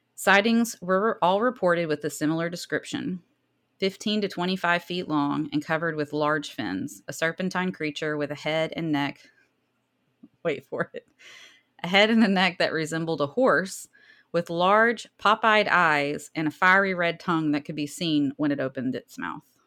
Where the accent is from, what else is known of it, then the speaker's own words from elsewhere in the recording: the South, United States; accent: southern; My southern accent